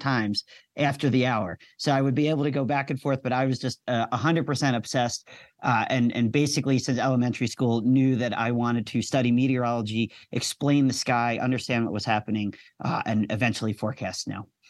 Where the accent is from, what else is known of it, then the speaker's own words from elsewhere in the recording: outside of Philadelphia, Pennsylvania, United States; moved away as an adult; also born or lived in Penn State; now in Colorado, United States; I grew up outside of Philadelphia, so I was right on the rain snow line